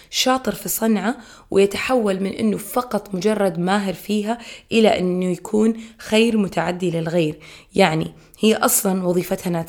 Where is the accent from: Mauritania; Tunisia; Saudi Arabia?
Saudi Arabia; في شوارع عندنا في السعودية باسم رفيدة الأسلمية